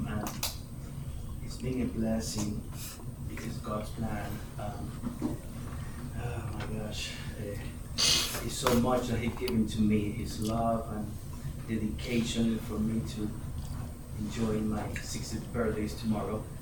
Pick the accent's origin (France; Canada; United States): United States; Wisconsin; I am from Wisconsin, guys.